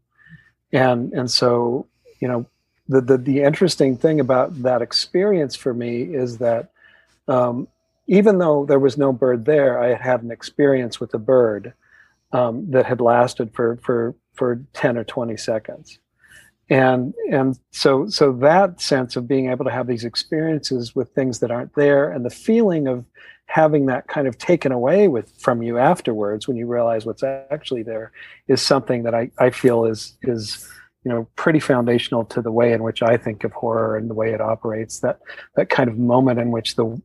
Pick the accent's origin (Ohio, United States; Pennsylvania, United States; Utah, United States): Utah, United States; I grew up in Utah down the street from someone who had horses